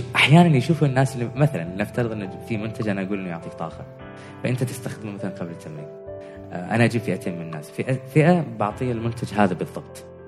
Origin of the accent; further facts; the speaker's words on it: Oman; احنا مجتمع عماني